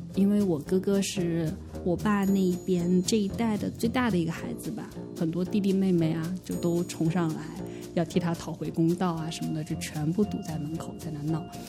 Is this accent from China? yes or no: yes; Anhui, China; moved away; 我是安徽人，我们那边的直男癌非常之多